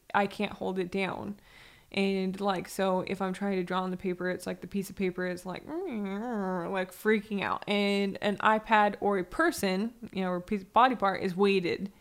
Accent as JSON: {"language": "English", "town": "San Diego", "region": "California", "country": "United States", "tie": "born or raised there", "also_born_or_lived": "Arizona / Las Vegas", "moved": "yes", "said": "I grew up in San Diego"}